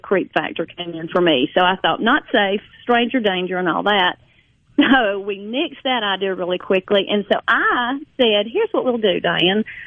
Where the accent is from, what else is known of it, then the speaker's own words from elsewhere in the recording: Jones County, Mississippi, United States; I grew up in Jones County, Mississippi